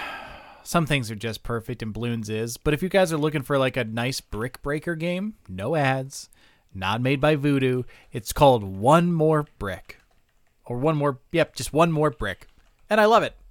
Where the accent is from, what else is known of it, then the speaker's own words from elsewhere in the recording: United States; as an American